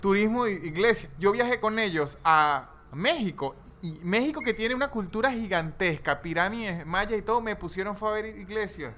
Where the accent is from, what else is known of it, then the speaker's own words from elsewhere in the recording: Venezuela; yo como buen venezolano